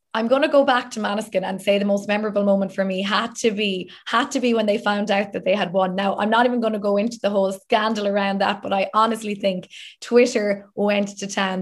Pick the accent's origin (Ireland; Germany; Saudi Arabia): Ireland